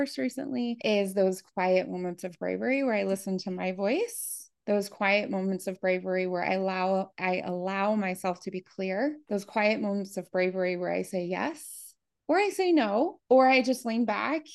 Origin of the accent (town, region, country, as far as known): Appalachia, Midwest of the United States, United States; born or raised there; moved away as an adult; also born or lived in Germany